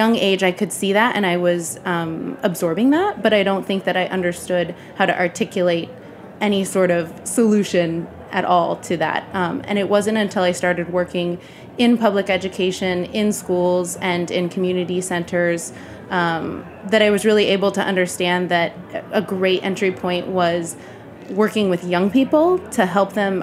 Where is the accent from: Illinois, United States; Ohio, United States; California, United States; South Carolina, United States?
California, United States; Bakersfield; moved away as an adult; also born or lived in Berkeley, California; now in New York, United States; I grew up in Bakersfield, California, which is a very rural part of the state of California in Kern County